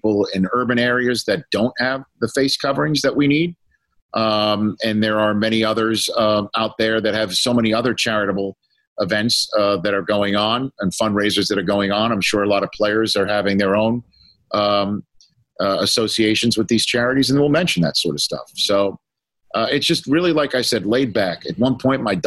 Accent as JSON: {"language": "English", "town": "New York City", "region": "New York", "country": "United States", "tie": "born or raised there", "said": "my hometown, you know, I'm from Staten Island, New York"}